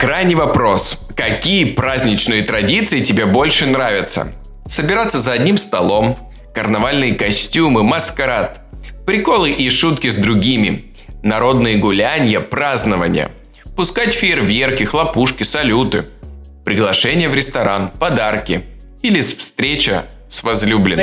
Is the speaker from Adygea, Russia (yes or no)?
yes; Adygea, Russia; я из Адыгеи, понимаешь, я адыгеец